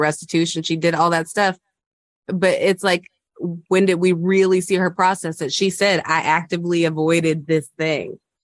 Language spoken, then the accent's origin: English; the South, United States; I am from the South